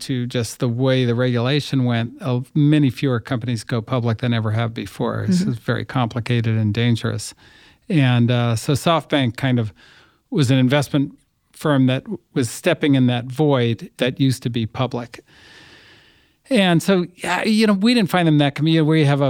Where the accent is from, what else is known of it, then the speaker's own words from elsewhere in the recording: Berkeley, California, United States; I grew up in the People's Republic of Berkeley, and I went to school in New York at Columbia